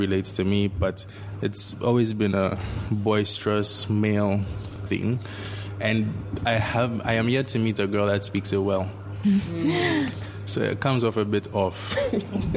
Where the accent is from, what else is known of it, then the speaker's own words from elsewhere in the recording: Ghana; as a Ghanaian